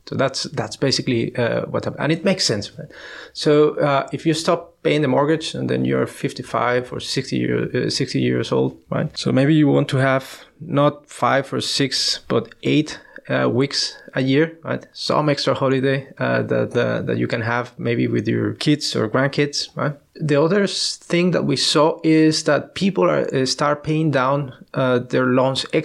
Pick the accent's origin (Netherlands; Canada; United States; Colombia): Colombia; moved away; I'm from Colombia